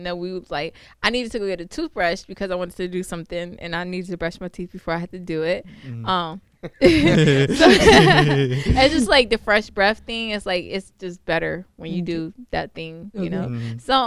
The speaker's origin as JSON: {"language": "English", "region": "New York", "country": "United States", "moved": "yes", "said": "I'm from New York"}